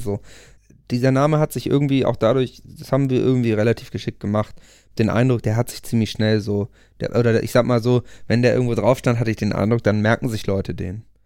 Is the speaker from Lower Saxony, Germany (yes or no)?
yes; Buchholz in der Nordheide, Lower Saxony, Germany; wir haben eine Punkband gegründet in der Kleinstadt Buchholz, wo ich herkomme